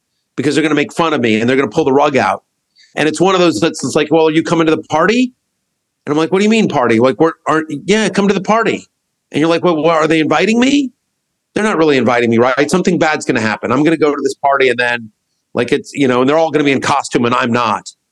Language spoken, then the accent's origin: English; College Station, Texas, United States; So I grew up in a town called College Station, Texas